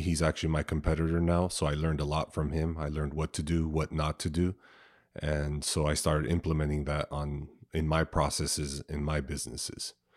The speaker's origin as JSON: {"language": "English", "town": "San Diego", "region": "California", "country": "United States", "tie": "born or raised there", "said": "I grew up here in San Diego, um, from the South Bay, which is, uh, probably really close to T J, Chula Vista area."}